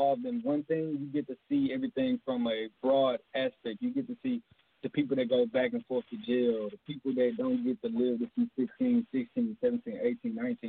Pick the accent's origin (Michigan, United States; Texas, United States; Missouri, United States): Texas, United States; Houston; I'm from Houston, Texas, South Side, South Park, Jurassic Park, as we call it